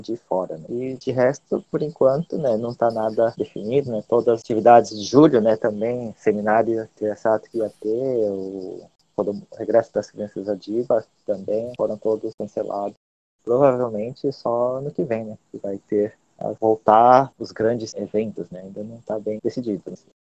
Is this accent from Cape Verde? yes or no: no; Brazil; now in Japan; eu também, né, que sou brasileiro